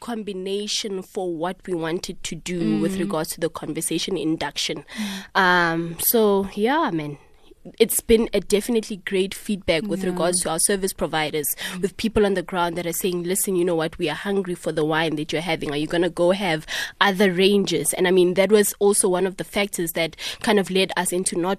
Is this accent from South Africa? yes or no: yes; South Africa; in order for us to wear sort of like a badge of honor in terms of owning our own pride and saying we're proudly South African, we might as well actually focus on making a quality, exceptional product from South Africa